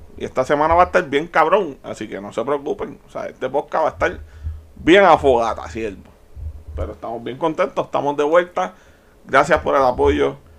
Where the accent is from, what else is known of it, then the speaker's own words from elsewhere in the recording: Puerto Rico; Yo nací aquí, en Puerto Rico